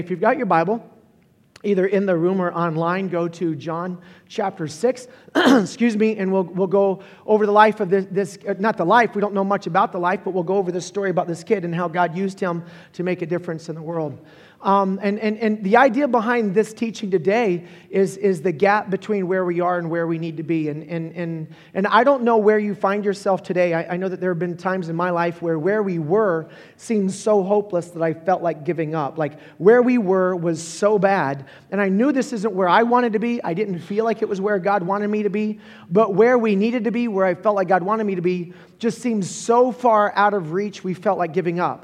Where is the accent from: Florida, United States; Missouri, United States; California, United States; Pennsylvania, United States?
Florida, United States; Holly Hill; I was born and raised in Florida